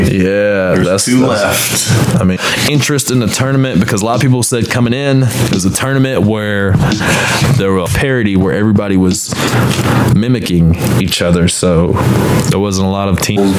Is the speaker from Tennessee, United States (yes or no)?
yes; Clarksville, Tennessee, United States; I'm from Clarksville, about 30 minutes west of Nashville